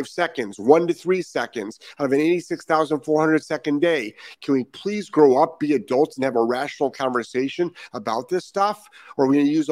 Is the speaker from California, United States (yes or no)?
no; Lyndhurst, Ohio, United States; moved away; I'm from Ohio. I'm from the east side of Cleveland, Lyndhurst, Ohio. Graduated Brush High School in 1984